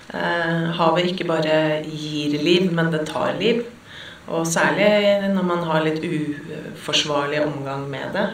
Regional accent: Oslo, Norway; jeg vokste opp eh, midt i Majorstukrysset

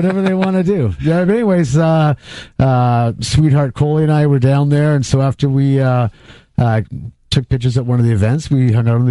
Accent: Colorado, United States; I'm from Colorado

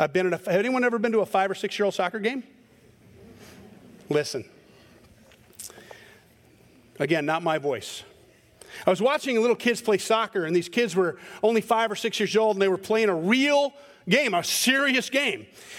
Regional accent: Scotland, United Kingdom; I'm a Scotsman, and so we're angry about everything.

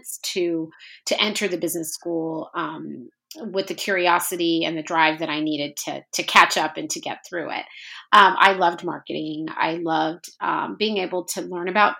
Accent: Norman, Oklahoma, United States; also born or lived in New York / New Jersey; I grew up in Norman, Oklahoma, which is obviously a college town.

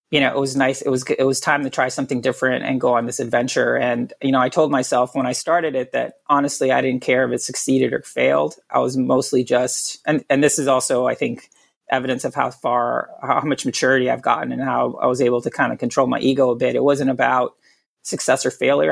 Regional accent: Puerto Rico; I was born and raised in Puerto Rico

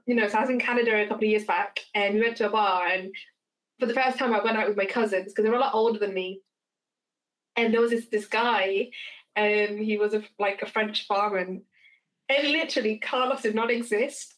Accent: England, United Kingdom; I identify myself as English because we're born in England

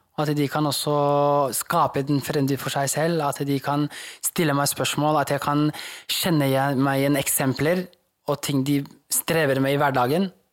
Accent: Norway; Norwegian is a second language; Hvor jeg har fått kommet til et nytt land som er trygt, hvor jeg kan vokse opp

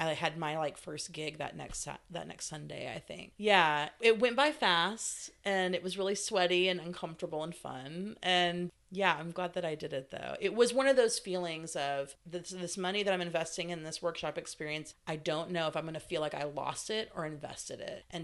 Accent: Stuttgart, Arkansas, United States; moved away as an adult; also born or lived in California; I was born in California, but I consider my hometown Stuttgart, Arkansas

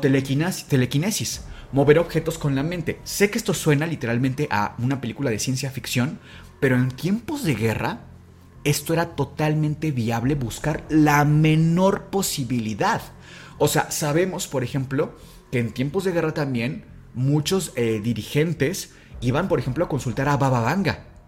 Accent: Mexico

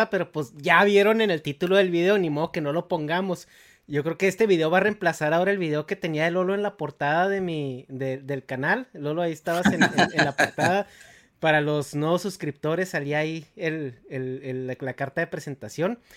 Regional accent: Mexico; moved away; todos somos católicos, somos mexicanos, güey.

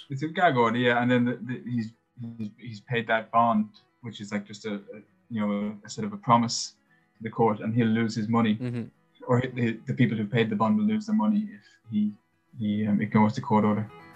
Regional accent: Ireland; as Irish people who grew up with Catholicism

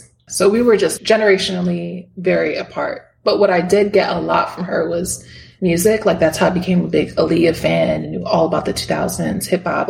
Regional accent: New York, United States; also born or lived in Miami, Florida; Yes, I was born in Miami, Florida. to two parents. They came from Dominican Republic, so both of them were immigrants. And then I mostly grew up with my mom and my sister. We moved from Miami to different parts of New York State.

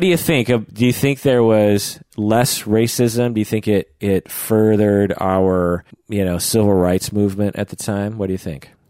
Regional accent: Issaquah, Washington, United States; I grew up near Issaquah

